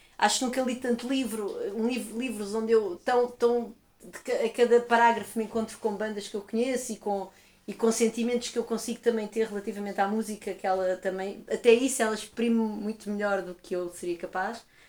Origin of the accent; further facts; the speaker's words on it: Portugal; eu sou portuguesa